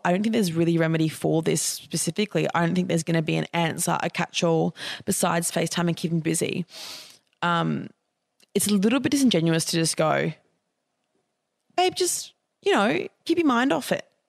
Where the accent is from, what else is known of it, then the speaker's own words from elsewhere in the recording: Australia; as young Australian people